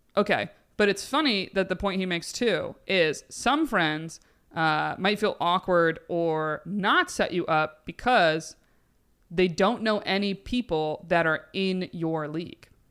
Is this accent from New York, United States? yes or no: yes; Binghamton, New York, United States; we're from Binghamton area. My brother's there.